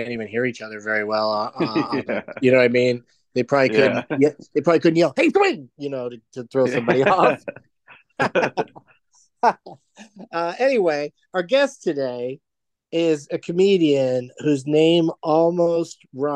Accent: San Diego, California, United States; I grew up in San Diego

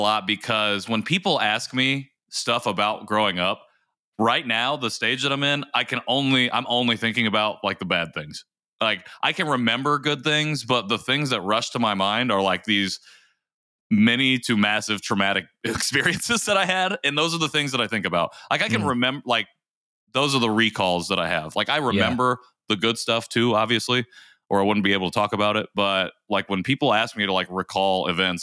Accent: Indiana, United States; also born or lived in Seoul, South Korea; Adopted by a white family in rural Indiana, very small town, Indiana. Grew up there

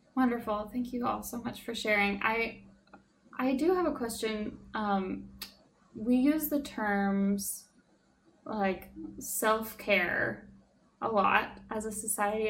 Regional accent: Alaska, United States; moved away; someone who was born and raised in Alaska

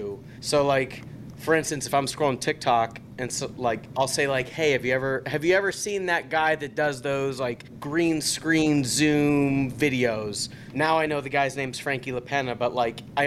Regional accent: Pittsburgh, Pennsylvania, United States; I'm from Pittsburgh

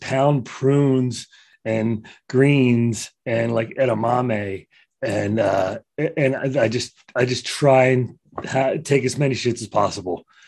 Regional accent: Trenton, New Jersey, United States; born and raised in Trenton, New Jersey.

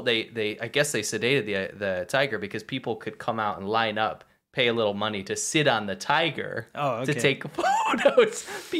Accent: United States; Myself, I'm an American.

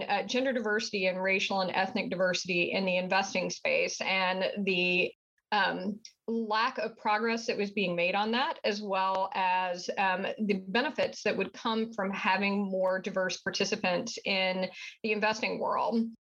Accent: southern United States, United States; accent: southern; I think your listeners will be able to tell pretty quickly from my accent that I am from the southern part of the United States

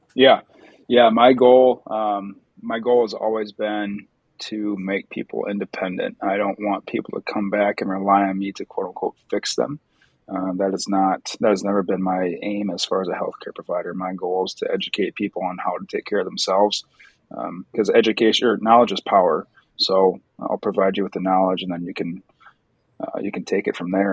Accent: Wisconsin, United States; I am from Wisconsin

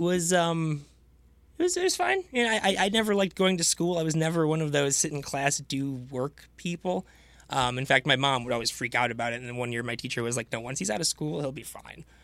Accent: Farmington Hills, Michigan, United States; also born or lived in Chicago; I actually grew up about half a mile down the road from here, um, Farmington Hills, Michigan.

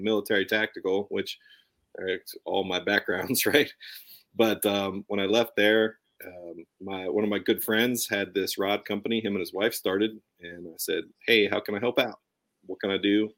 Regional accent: Colorado, United States; moved away; also born or lived in Southern California / Hawaii; growing up in Colorado

